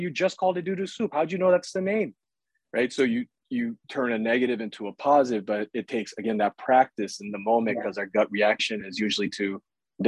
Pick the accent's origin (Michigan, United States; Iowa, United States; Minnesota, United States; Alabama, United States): Iowa, United States; I grew up in Iowa